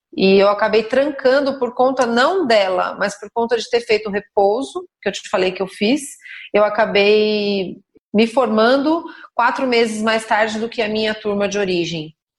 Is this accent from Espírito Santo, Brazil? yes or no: no; São Roque, São Paulo, Brazil; also born or lived in Sorocaba; Eu nasci em São Paulo, e minha mãe é professora, meu pai era professor também, meu pai teve muitas atividades, mas na época era professor também. E com quatro anos de idade, depois de morar em São Paulo, eu vim para São Roque